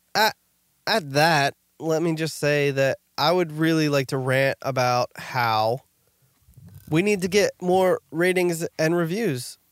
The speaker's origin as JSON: {"language": "English", "region": "New Jersey", "country": "United States", "said": "we're from New Jersey"}